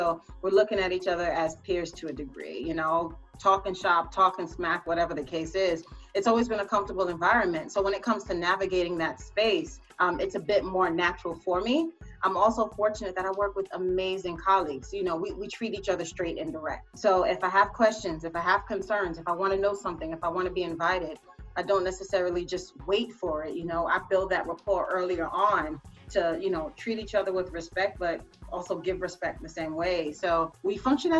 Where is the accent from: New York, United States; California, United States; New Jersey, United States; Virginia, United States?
New York, United States; New York City; growing up here in New York City, I come from Caribbean and American roots